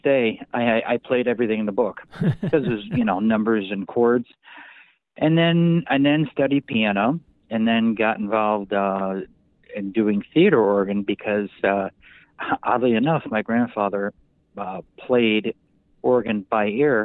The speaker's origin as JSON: {"language": "English", "town": "Bridgeport", "region": "Connecticut", "country": "United States", "tie": "born or raised there", "said": "I'm being born and raised in Bridgeport, Connecticut"}